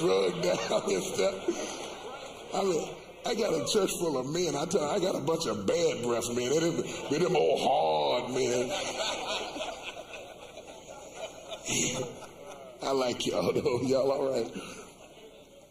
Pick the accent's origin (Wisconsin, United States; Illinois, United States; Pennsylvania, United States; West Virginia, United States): West Virginia, United States; I come from West Virginia where it's cold.